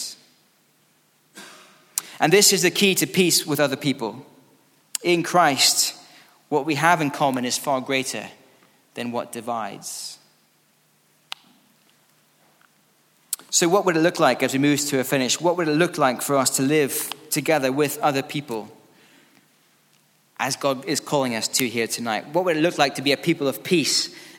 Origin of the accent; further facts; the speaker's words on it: Scotland, United Kingdom; now in England, United Kingdom; I'm from Scotland